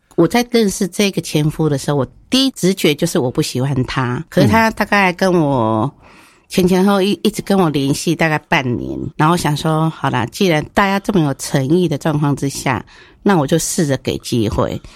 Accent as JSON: {"language": "Chinese", "region": "northern Taiwan", "country": "Taiwan", "said": "因为我本身是北部的人"}